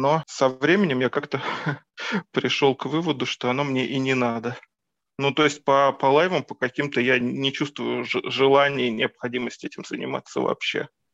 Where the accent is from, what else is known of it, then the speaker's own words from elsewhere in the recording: Moscow, Russia; я из Москвы, тут родился, тут и вырос